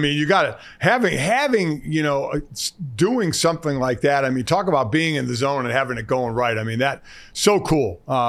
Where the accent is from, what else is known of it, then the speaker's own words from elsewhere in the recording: Cleveland, Ohio, United States; I grew up in Cleveland.